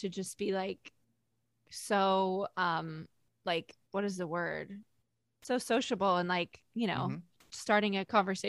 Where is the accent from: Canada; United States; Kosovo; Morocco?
United States; Connecticut; I'm from Connecticut